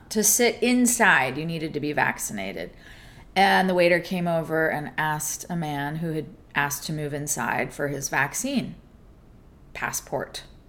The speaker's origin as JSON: {"language": "English", "region": "California", "country": "United States", "tie": "born or raised there", "said": "I'm from California. Yeah. All my family's there. My work is there. My whole life is there. I've never lived outside of California, although I've toured everywhere, but it's not the same."}